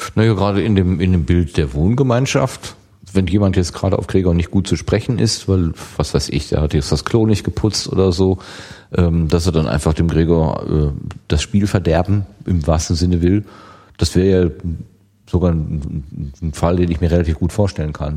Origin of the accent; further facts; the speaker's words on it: Germany; wir sind Deutscher